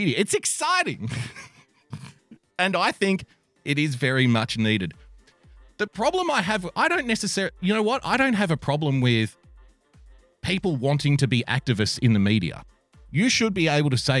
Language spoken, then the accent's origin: English; Australia; I'm an Australian